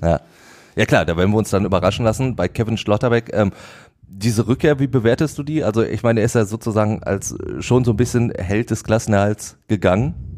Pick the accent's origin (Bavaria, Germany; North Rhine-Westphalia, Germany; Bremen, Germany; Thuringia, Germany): North Rhine-Westphalia, Germany; Ruhr area; bei uns im Ruhrgebiet